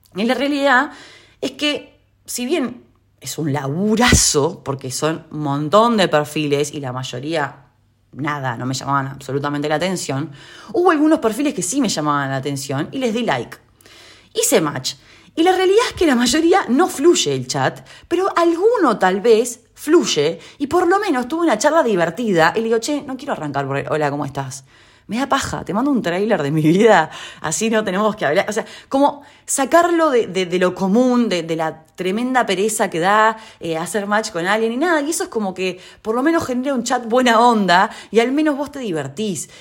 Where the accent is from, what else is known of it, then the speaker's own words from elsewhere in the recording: Uruguay; now in Argentina; donde yo vivo en Argentina y siendo uruguaya